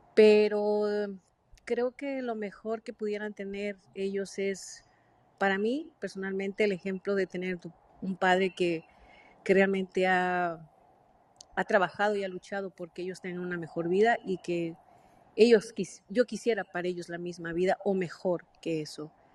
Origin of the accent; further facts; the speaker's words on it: Mexico; now in United States; yo soy mexicana, pero vivo en Estados Unidos